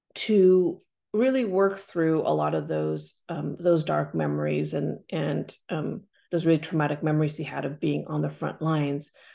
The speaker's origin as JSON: {"language": "English", "town": "Corvallis", "region": "Oregon", "country": "United States", "tie": "born or raised there", "also_born_or_lived": "Cambodia", "moved": "yes", "said": "growing up in Corvallis, Oregon"}